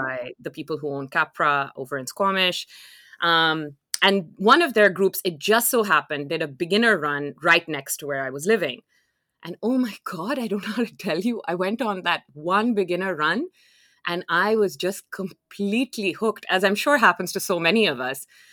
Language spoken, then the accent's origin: English; Lahore, Punjab, Pakistan; moved away as an adult; now in Canada; I'm originally from Lahore, which is a city in Pakistan